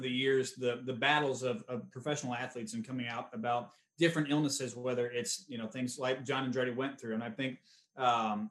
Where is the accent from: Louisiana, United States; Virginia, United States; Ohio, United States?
Ohio, United States; Cleveland; We're from the Cleveland area